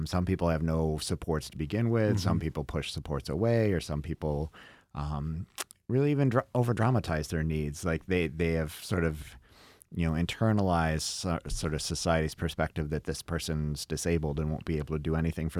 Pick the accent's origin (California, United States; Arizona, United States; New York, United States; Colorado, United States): New York, United States; Dansville; now in Brighton, United States; I grew up in Dansville. You know, we're a town of 5,000 total people, and I live in Brighton, an affluent suburb.